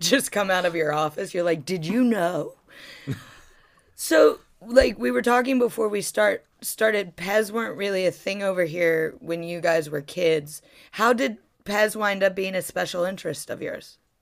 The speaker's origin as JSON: {"language": "English", "region": "Ohio", "country": "United States", "tie": "born or raised there", "moved": "yes", "said": "I grew up in Ohio"}